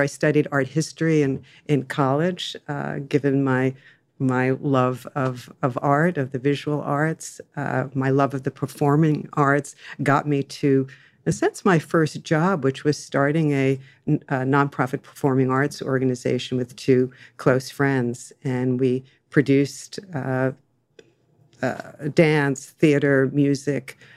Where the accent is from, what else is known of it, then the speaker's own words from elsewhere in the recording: Jersey Shore, near Asbury Park, New Jersey, United States; now in Los Angeles, United States; I was born and raised on the Jersey Shore